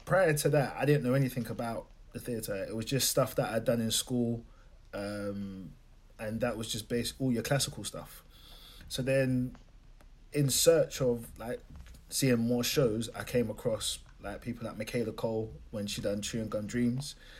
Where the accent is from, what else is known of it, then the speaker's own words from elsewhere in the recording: London, United Kingdom; I'm coming from Lewisham. It's not predominantly black, but it's still classed as an urban area